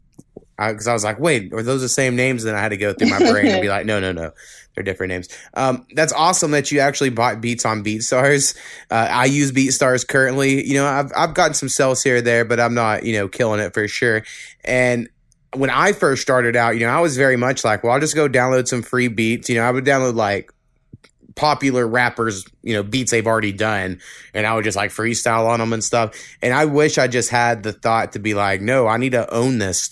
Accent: Oklahoma, United States; where I grew up like 4 miles above the state line of Texas and Oklahoma.

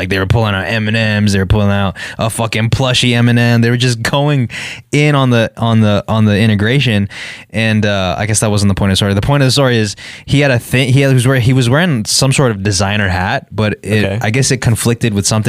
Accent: Virginia Beach, Virginia, United States; born there; And I was born in Virginia Beach also.

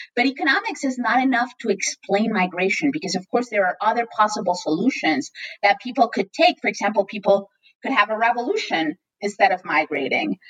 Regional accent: Mexico City, Mexico; moved away as an adult; also born or lived in Chicago, United States; now in United States; I was born in Mexico City and I grew up there

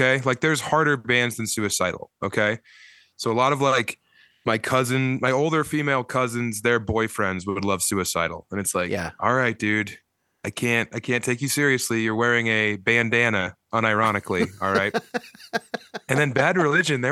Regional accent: Colorado, United States; growing up in Colorado

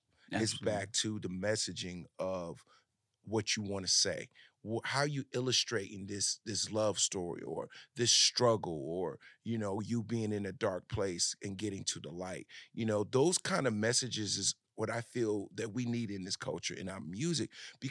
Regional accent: New Jersey, United States; Yeah, I'm from Jersey. So I grew up in the New York, Jersey, you know.

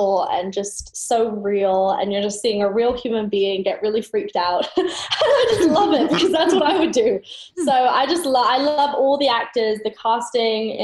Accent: United Kingdom; I'm British

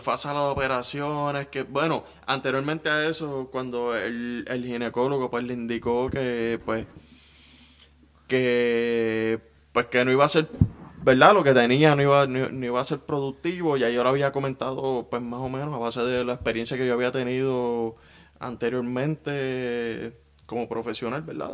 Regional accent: Guaynabo, Puerto Rico; Guaynabo tiene mucho barrio. Eh, tiene mucha zona rural y yo soy de la zona rural. Digo, me crié en, el mismo pueblo de Guaynabo

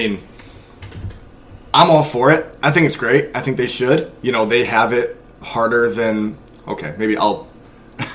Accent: Ann Arbor, Michigan, United States; I grew up in Ann Arbor.

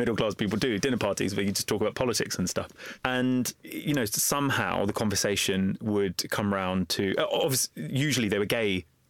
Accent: London, United Kingdom; The book opens with me as a young boy growing up in East London, in Walthamstow. I was raised in a council house and I was raised in a very religiously conservative family.

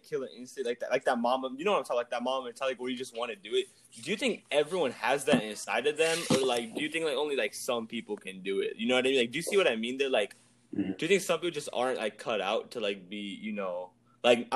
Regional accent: India; moved away; I'm from India

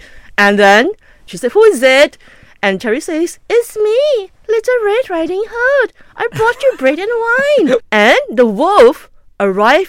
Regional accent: Ipoh, Perak, Malaysia; now in Kuala Lumpur, Malaysia; I'm from Ipoh.

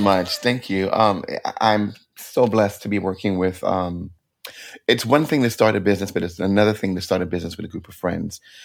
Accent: New York City, New York, United States; moved away as an adult; now in New Jersey, United States; I'm a Brooklyn born and bred kid

